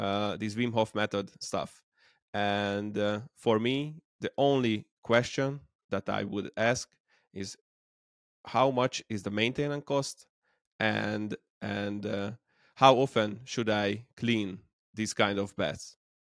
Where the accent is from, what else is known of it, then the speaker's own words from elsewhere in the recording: Debrecen, Hajdú-Bihar, Hungary; I'm from Hungary, Debrecen, the second largest city